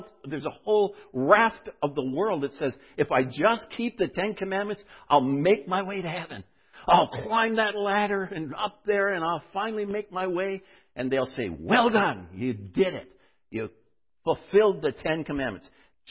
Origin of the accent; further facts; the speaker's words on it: North Bay, Ontario, Canada; When we were growing up in North Bay, by the way, we went to a little school, which was school in the afternoon.